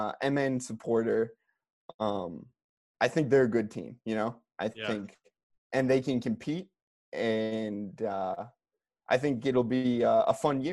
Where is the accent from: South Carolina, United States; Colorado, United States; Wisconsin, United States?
Wisconsin, United States; Milwaukee; I grew up in Milwaukee as an NBA fan.